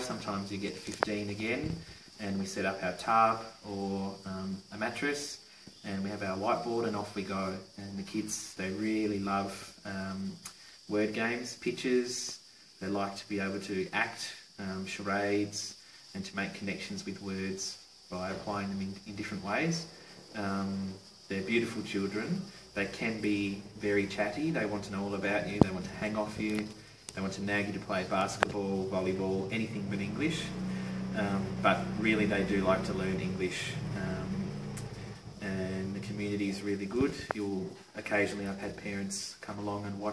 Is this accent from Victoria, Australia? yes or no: no; Tasmania, Australia; I'm from Tasmania, Australia.